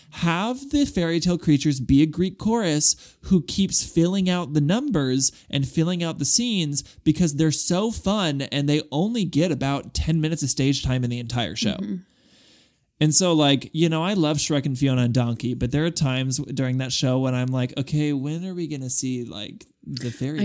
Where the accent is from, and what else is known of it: Guadalajara, Jalisco, Mexico